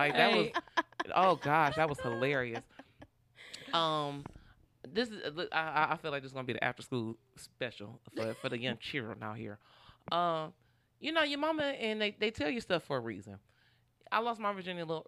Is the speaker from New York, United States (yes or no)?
no; Detroit, Michigan, United States; moved away as an adult; also born or lived in Los Angeles; I was from Detroit